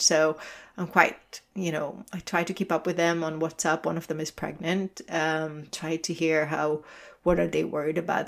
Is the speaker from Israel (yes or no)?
yes; Israel; moved away; I'm originally from Israel